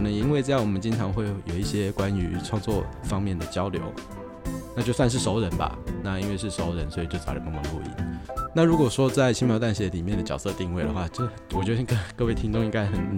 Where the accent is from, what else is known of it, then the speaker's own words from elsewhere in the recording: Taiwan; 我老家在万大，那离台北蛮近的啊。